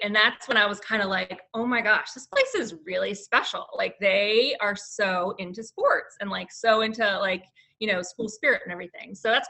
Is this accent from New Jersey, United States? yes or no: yes; Chester, New Jersey, United States; moved away as an adult; also born or lived in South Carolina; now in near Clemson, United States; we are both from New Jersey